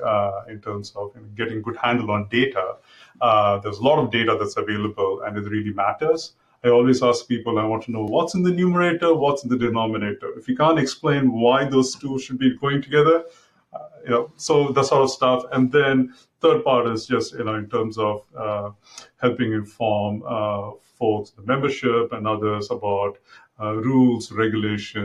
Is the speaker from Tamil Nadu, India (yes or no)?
no; Mumbai, Maharashtra, India; moved away as an adult; now in United States; I grew up in Mumbai, it used to be called Bombay then